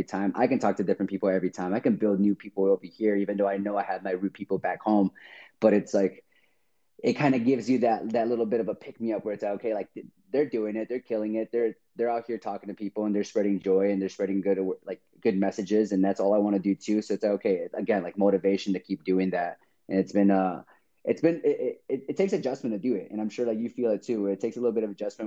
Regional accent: Chicago, Illinois, United States; moved away as an adult; also born or lived in Seattle; I'm originally from Chicago. So all my friends and family are over there

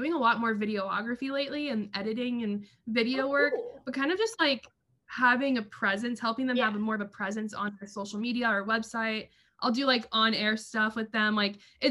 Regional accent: Wichita, Kansas, United States; I stayed at Wichita State, which was my hometown college.

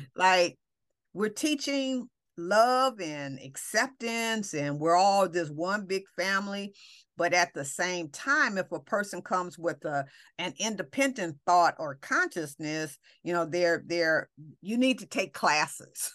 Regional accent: Los Angeles, California, United States; we come from Watts

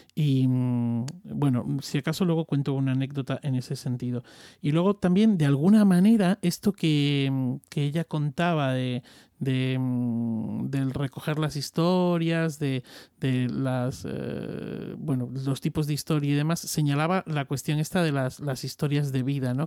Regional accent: Extremadura, Spain; soy extremeño

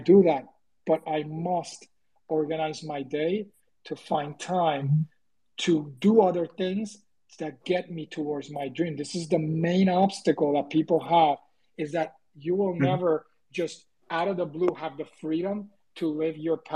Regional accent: Puerto Rico; moved away; I'm originally from Puerto Rico

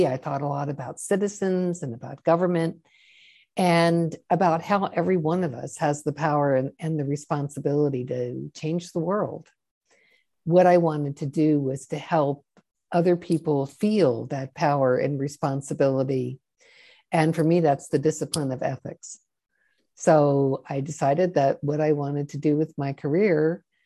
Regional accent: Washington, District of Columbia, United States; I grew up in Washington, D.C. in the late 50s and 60s

